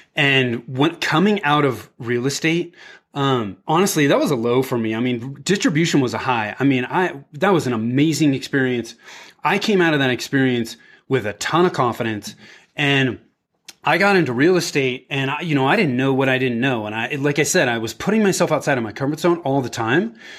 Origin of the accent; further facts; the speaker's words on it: Bay Area, Northern California, United States; moved away as an adult; also born or lived in Denver; I was born and raised in the Bay Area, in Northern California